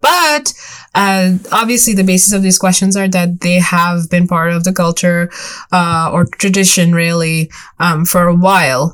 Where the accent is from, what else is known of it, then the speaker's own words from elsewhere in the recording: Long Island, New York, United States; i'm from long island